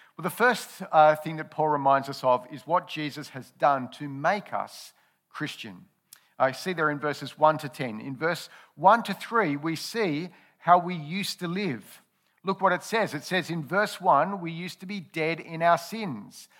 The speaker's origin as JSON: {"language": "English", "country": "Australia", "tie": "born or raised there", "said": "I've been an Australian citizen all my life. I've grown up and enjoyed the benefits of living in Aus-, Australia."}